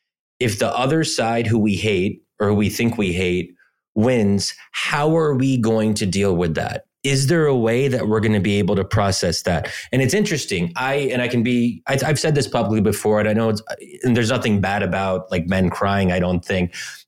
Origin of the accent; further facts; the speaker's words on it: Pennsylvania, United States; Like I'm born and raised in Pennsylvania, but originally Egyptian.